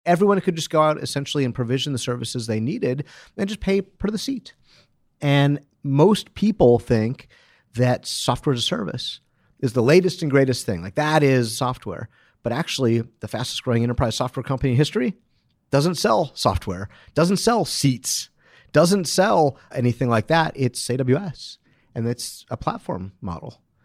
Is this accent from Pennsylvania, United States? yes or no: no; Detroit, Michigan, United States; I'm from Detroit